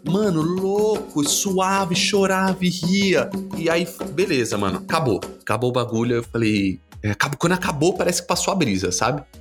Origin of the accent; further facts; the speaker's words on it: Guarulhos, São Paulo, Brazil; Eu sou de Guarulhos, sou um guarulhense, né? Nascido, criado, amo a cidade.